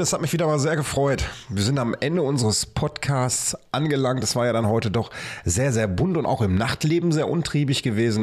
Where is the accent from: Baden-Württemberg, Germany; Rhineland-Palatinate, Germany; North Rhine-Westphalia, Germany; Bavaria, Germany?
North Rhine-Westphalia, Germany; Bochum; hier bei uns in Bochum